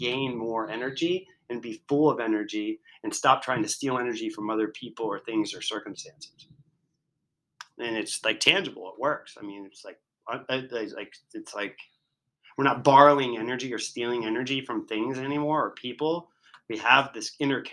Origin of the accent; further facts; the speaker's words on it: Virginia, United States; I'm from Virginia